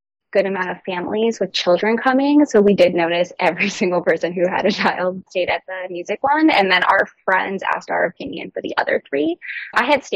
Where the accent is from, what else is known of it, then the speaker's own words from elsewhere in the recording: Ohio, United States; We are from Ohio, but we have family in Florida